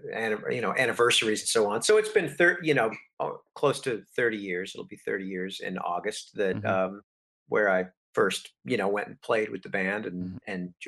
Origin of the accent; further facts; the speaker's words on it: Salt Lake City, Utah, United States; moved away as an adult; also born or lived in North Carolina / Washington, D.C. / Los Angeles; I grew up in Salt Lake City. Mm-hmm. I was born in North Carolina, but, and my folks moved around a bit. And we landed where my father grew up in Salt Lake City. And that's where we were. I guess I lived there till I was 20.